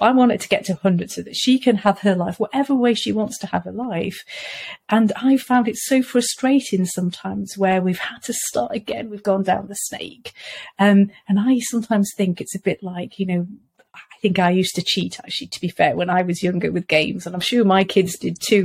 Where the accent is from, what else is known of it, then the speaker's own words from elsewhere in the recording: Wales, United Kingdom; moved away; I come from Wales originally.